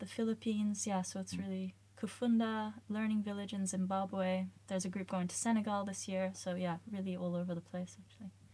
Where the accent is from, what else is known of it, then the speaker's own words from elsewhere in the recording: Australia; moved away as an adult; now in Sweden; I'm originally from Australia